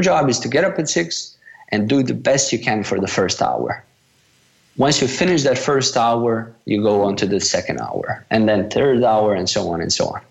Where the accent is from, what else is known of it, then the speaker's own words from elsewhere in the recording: Bosnia & Herzegovina; also born or lived in Malaysia; I'm from Bosnia